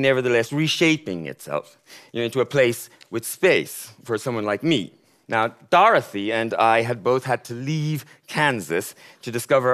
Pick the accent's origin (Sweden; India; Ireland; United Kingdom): Ireland; County Mayo, Connacht; moved away as an adult; also born or lived in Tokyo, Japan; I'm from County Mayo, small town